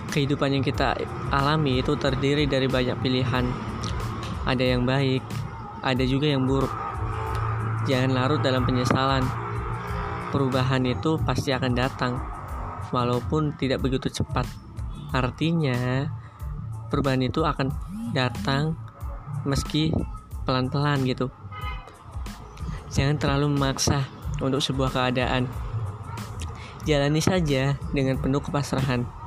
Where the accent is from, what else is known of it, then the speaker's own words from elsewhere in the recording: Brebes, Central Java, Indonesia; perkenalkan … Aku berasal dari Brebes, Jawa Tengah